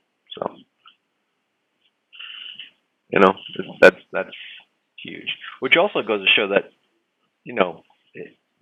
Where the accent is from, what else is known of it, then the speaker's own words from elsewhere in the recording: New York, United States; as a New Yorker